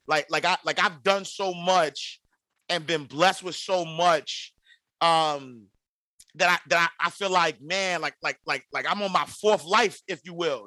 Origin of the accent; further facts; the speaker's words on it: New York City, New York, United States; I'm from the St. Nicholas housing projects in New York City.